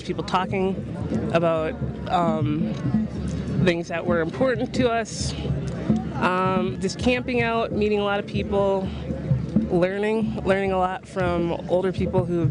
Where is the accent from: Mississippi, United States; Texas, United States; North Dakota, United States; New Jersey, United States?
North Dakota, United States; I'm from North Dakota